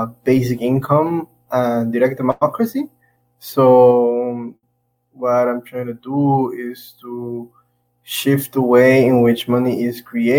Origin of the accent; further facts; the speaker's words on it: Guatemala; moved away as an adult; also born or lived in Taiwan; I'm originally from Guatemala. I went to Taiwan when I was 19 with a scholarship, and I was there for 6 years.